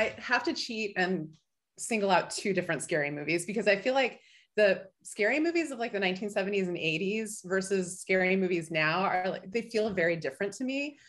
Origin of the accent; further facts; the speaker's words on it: Illinois, United States; now in Anchorage, United States; I came up from the Midwest, but Illinois wasn't cold enough for me, so I moved to Alaska.